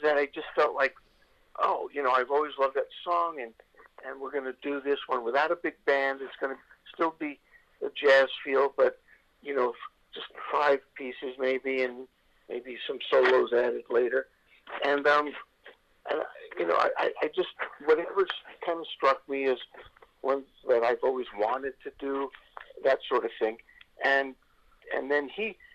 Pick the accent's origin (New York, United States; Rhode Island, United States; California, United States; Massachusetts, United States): New York, United States; New York City; moved away; growing up in New York